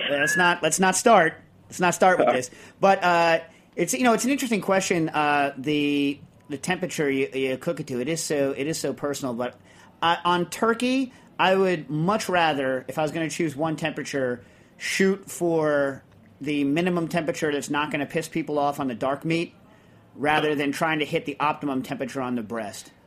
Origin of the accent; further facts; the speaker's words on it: United States; I'm an American